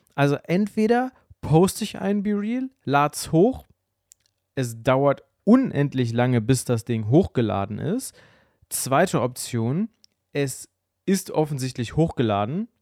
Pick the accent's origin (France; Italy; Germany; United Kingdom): Germany; Bielefeld, North Rhine-Westphalia; als ich kleiner war, also so, ich sag mal so 8, 9, 10 aufwärts, saß ich bei uns zu Hause in Bielefeld, in Ubedissen, im Haus